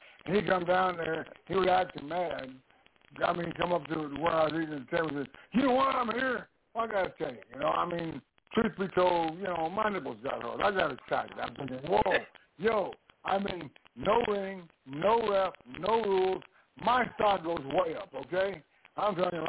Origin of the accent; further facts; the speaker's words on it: Texas, United States; I grew up in Texas